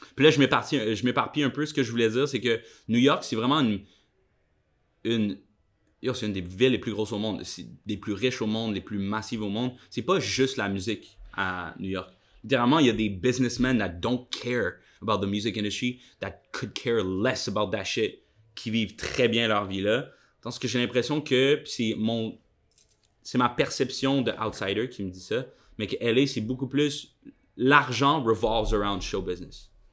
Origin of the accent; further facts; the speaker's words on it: Quebec, Canada; now in Montreal, Canada; c'est peut-être une expression québécoise